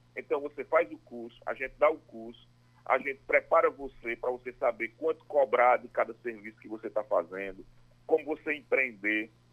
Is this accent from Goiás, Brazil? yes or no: no; Caruaru, Pernambuco, Brazil; also born or lived in Ibirajuba, Pernambuco; Eu nasci em Caruaru, na verdade, né? Eu sou caruaruense, é, e adotei Ibirajuba, onde fui votado lá, fiz meu trabalho lá, depois voltei para Caruaru, meu negócio. Eu iniciei aos 14 anos em Caruaru, estudei em Caruaru, passei minha vida em Caruaru